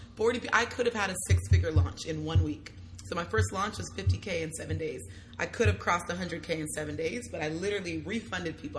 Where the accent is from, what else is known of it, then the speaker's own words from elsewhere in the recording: Hayward, California, United States; also born or lived in Union City; So I was born and raised in Hayward slash Union City. Okay. So the Bay Area